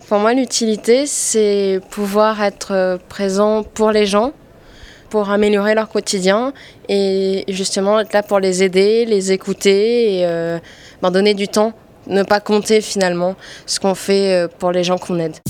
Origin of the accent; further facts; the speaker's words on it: French Polynesia; moved away as an adult; now in Paris, France; je viens de Polynésie et je suis rentrée en France au mois d'août pour continuer mes études